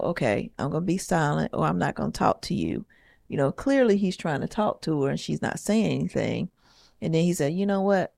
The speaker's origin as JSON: {"language": "English", "region": "the South", "country": "United States", "said": "I'm from the South"}